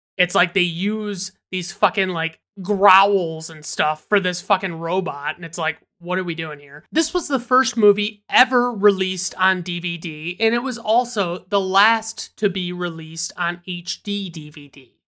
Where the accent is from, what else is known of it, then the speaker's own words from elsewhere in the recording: Michigan, United States; I'm from Michigan, and I call soda pop